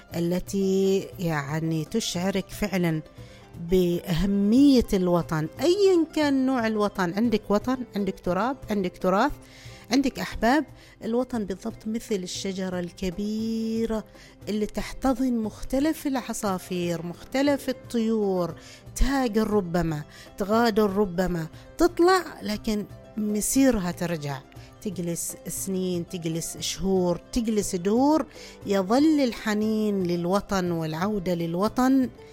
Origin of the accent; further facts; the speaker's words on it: Oman; كلنا من نخرج من عمان لأي كان علم سياحة اقتصاد أي شيء نحس بالغربة لين نرجع مرة ثانية إلى عمان